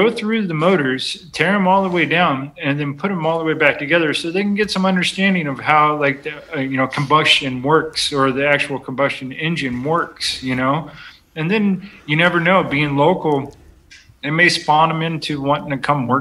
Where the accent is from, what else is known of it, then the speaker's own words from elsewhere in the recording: California, United States; moved away as an adult; now in Viola, Wisconsin, United States; I was born and raised in California